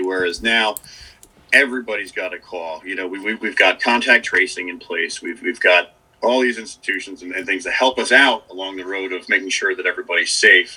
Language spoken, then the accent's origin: English; Dutchess County, New York, United States; also born or lived in Boston; I'm from uh, Dutchess County, New York